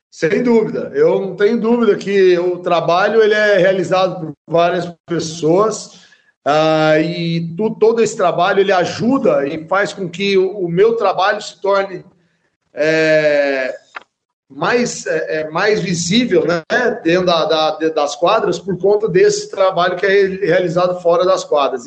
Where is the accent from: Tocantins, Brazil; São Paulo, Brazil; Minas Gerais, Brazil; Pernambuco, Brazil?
São Paulo, Brazil; Franca; also born or lived in Uberlândia / Rio de Janeiro; hoje aqui em Franca, né, que é onde eu nasci